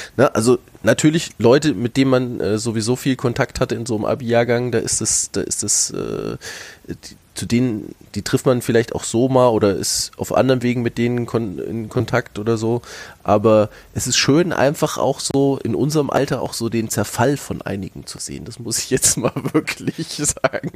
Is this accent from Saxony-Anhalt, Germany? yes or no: no; North Hesse, Germany; moved away; also born or lived in Lower Franconia; ich bin ursprünglich aus Nordhessen